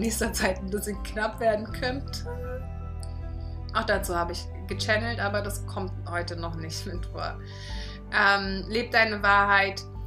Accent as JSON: {"language": "German", "region": "Berlin", "country": "Germany", "tie": "born or raised there", "said": "ich bin halt auch Berlinerin und ich bin hier auf der Straße groß geworden"}